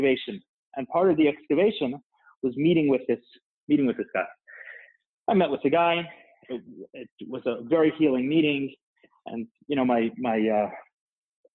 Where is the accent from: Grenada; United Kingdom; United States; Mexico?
United States; New York City, New York; I grew up in Crown Heights